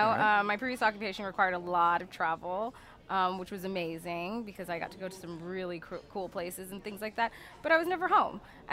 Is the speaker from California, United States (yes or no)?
yes; Los Angeles, California, United States; now in New Orleans, United States; I'm from Los Angeles.